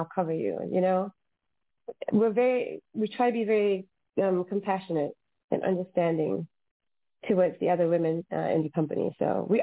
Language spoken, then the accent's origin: English; Singapore; now in Los Angeles, United States; I'm from Singapore. I have no family in Los Angeles.